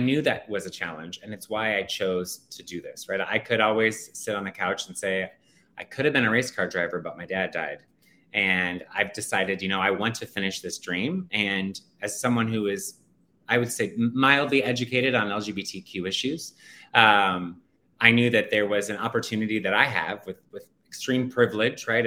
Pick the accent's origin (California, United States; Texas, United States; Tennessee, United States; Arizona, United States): Arizona, United States; Phoenix; now in New York City, United States; I was born and raised in Phoenix, Arizona